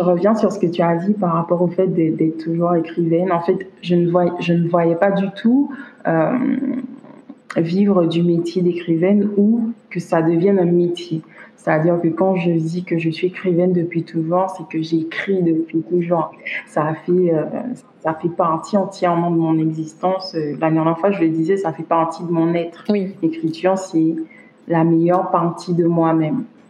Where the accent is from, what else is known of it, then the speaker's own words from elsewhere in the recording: Basse-Terre, Guadeloupe; moved away as an adult; now in Quebec, Canada; je suis déjà une écrivaine d'origine guadeloupéenne. Mhm. Je suis née euh, à Bastère